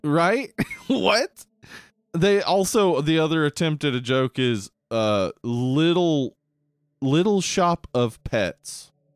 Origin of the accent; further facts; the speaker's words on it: the South, United States; we grew up in the South.